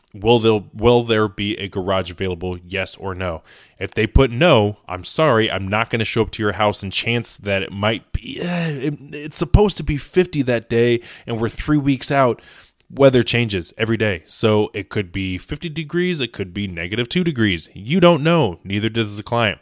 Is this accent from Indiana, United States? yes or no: yes; Indiana, United States; I am in the Midwest. I'm from Indiana.